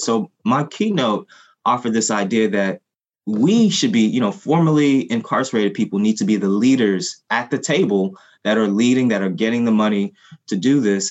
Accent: Haiti; first language Haitian Creole; English is a second language; now in United States; my family and I are Haitian. We're, you know, we're immigrants. And the first language that, you know, Haitian Creole was my first language

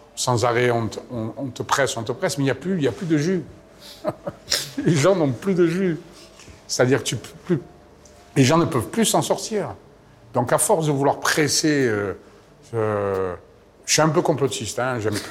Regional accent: Marseille, Provence-Alpes-Côte d'Azur, France; moved away as an adult; je suis parti de Marseille

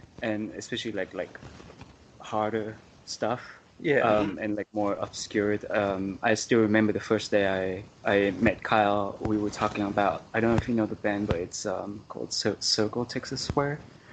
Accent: Japan; also born or lived in Vietnam; I was born in Vietnam. Both of my parents are Vietnamese, but my upbringing, basically I spent a significant amount of time, my life, growing up in Japan

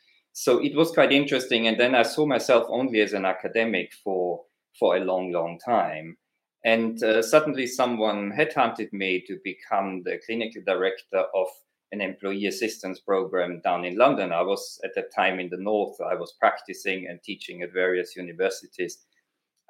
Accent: Austria; accent: Austrian; my accent, that's an Austrian accent

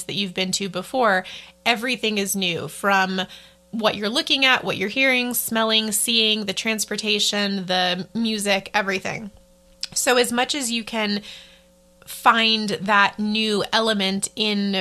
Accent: United States; moved away as an adult; I'm, you know, in my hometown

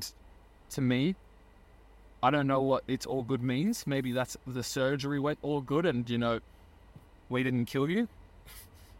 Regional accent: Australia; moved away as an adult; also born or lived in Germany / Hungary; I moved back to Australia from Germany and Hungary

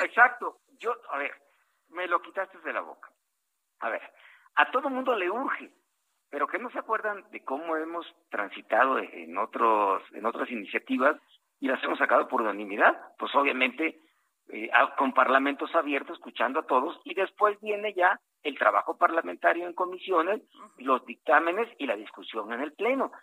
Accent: Costa Chica of Guerrero, Mexico; soy costeño, de la costa chica de Guerrero

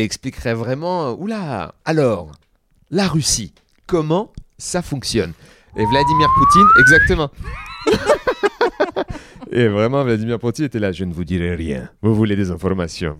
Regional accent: Seine-Saint-Denis, Île-de-France, France; Moi, j'ai grandi en Sa-, en Seine-Saint-Denis

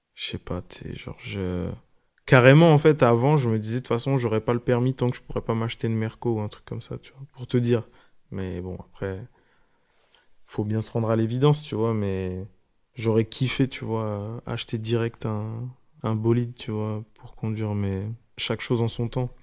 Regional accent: Orléans, Centre-Val de Loire, France; je viens de Orléans

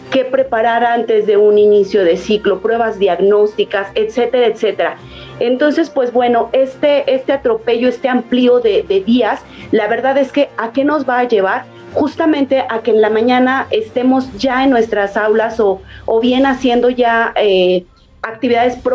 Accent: Guanajuato, Mexico; al menos aún no aquí en mi estado. Yo soy de Guanajuato

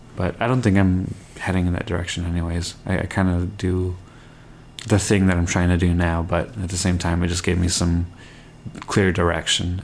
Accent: Canada; I grew up in Canada and my family is um, not from here. Like my parents are immigrants, and technically I'm an immigrant as well

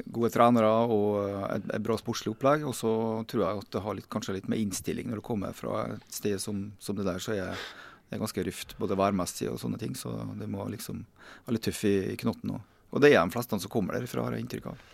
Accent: Kristiansund, Møre og Romsdal, Norway; moved away; jeg kommer fra Kristiansund da, og har hatt mine første fotballsko

